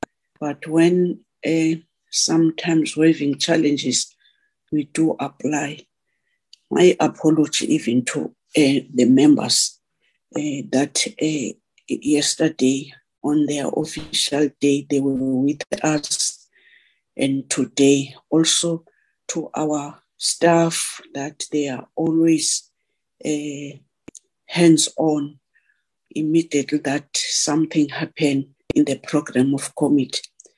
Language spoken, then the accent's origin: English; South Africa; We are all keen to go out as South African loving sport, a woman and man.